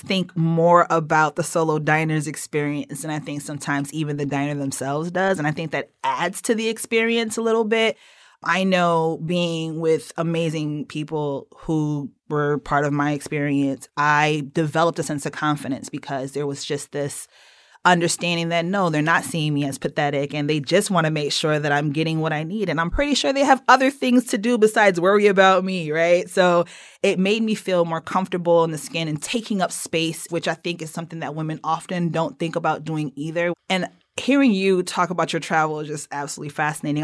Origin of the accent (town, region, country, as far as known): Connecticut, United States